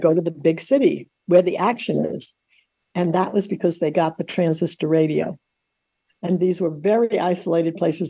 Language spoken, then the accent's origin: English; New York City, New York, United States; also born or lived in Long Island, New York; I grew up in Forest Hills, Queens, in what you might call a wartime public housing project